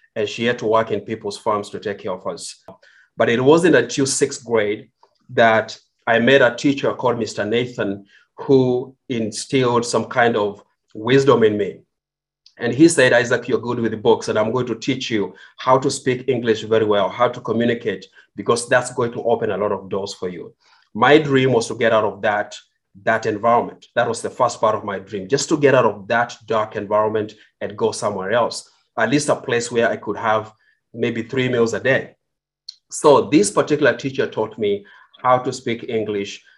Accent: Kenya; moved away as an adult; now in United States; I was born in Kenya. I grew up in Kenya

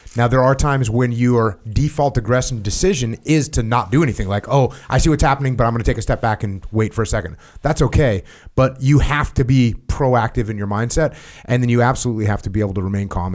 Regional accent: New England, United States; I grew up in New England, where it snows.

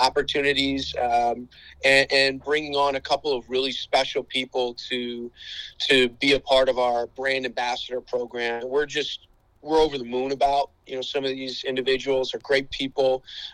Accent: Chicago, Illinois, United States; I grew up in the Chicagoland area, played multiple sports through high school

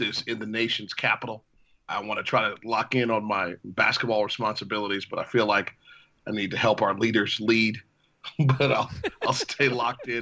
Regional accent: Cleveland, Ohio, United States; I grew up in Cleveland

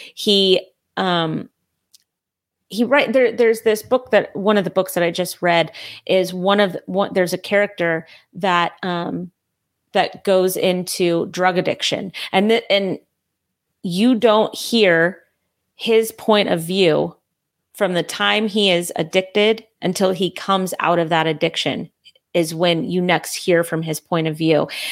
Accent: California, United States; now in North Carolina, United States; I'm from California

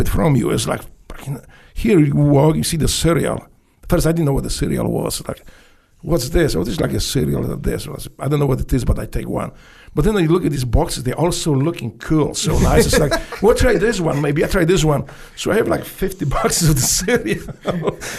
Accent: Poland; English is a second language; moved away as an adult; also born or lived in Memphis, United States; now in United States; I grew up in Poland.

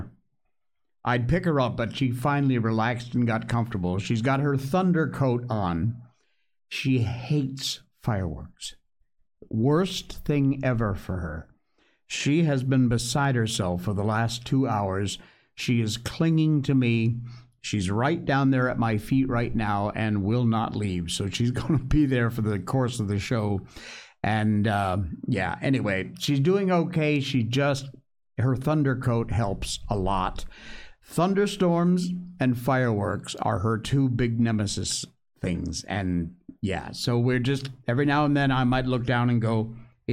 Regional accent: United States; moved away as an adult; now in Malaysia; I am an American

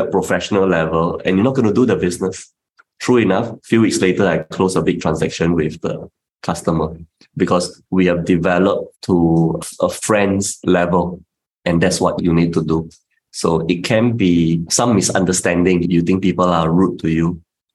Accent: Singapore; as a Singaporean

